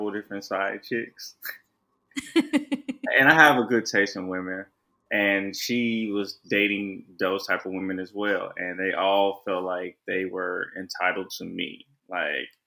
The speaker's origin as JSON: {"language": "English", "region": "Missouri", "country": "United States", "said": "Well, I'm from Missouri. I'm just in the state of Missouri."}